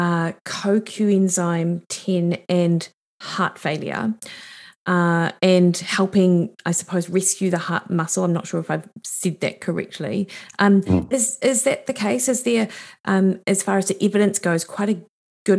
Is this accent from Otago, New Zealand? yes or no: yes; Dunedin, Otago, New Zealand; now in Auckland, New Zealand; I grew up in Dunedin